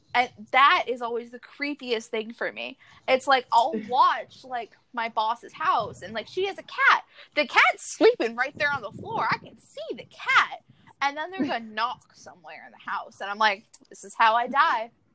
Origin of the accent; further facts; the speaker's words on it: Florida, United States; I grew up in Florida